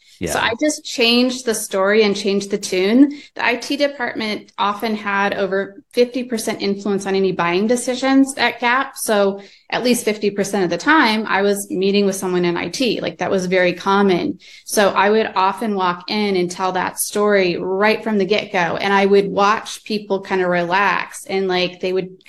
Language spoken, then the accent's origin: English; Fresno, California, United States; also born or lived in San Diego; I grew up in the Central Valley. So Fresno, Visalia area